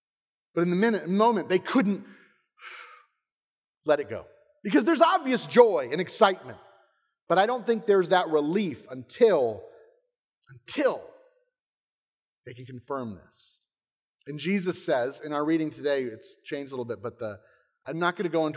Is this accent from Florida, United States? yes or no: yes; Englewood, Florida, United States; moved away as an adult; my hometown directly. Inglewood, Florida.